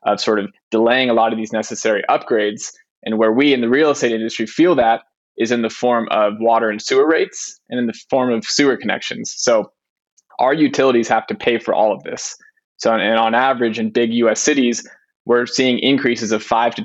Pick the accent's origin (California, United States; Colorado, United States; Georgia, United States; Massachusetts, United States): California, United States; San Francisco; moved away; also born or lived in Israel; Born and raised in San Francisco, but lived around the world